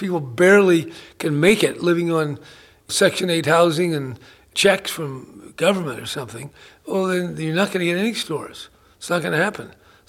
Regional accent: San Francisco, California, United States; As I experienced growing up in San Francisco in the 40s and the 50s

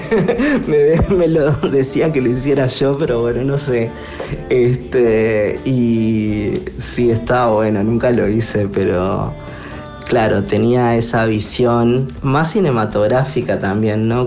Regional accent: Uruguay; soy un artista uruguayo

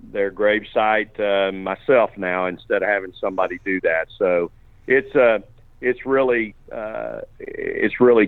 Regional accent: Houston, Texas, United States; also born or lived in Austin, Texas / La Grange, Texas; I was born in Breckenridge Hospital, which is across the street, literally, from the Drum where we play.

